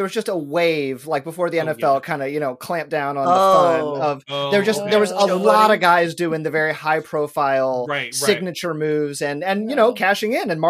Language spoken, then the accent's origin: English; Southern California, United States; moved away; also born or lived in Los Angeles / New York City; I grew up in Southern California